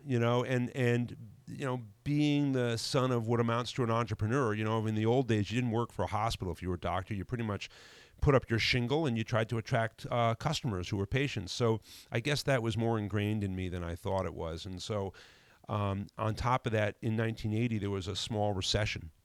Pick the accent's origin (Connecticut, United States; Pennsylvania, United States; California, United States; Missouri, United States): Connecticut, United States; New Haven; moved away as an adult; also born or lived in Vermont; now in North Adams, United States; I grew up in New Haven, the New Haven, Connecticut area.